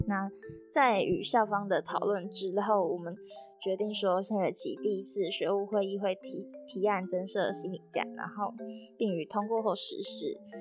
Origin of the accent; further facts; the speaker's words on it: Taichung, Taiwan; moved away as an adult; now in Taipei, Taiwan; 我是台中的北屯区，北屯区就是 在，在靠近山区，其实有点山，然后我是住在大坑跟新社的交界，就是简单来说，我就是山里长大的孩子，然后在山里待了十八年之后，然后长大又，又住在山里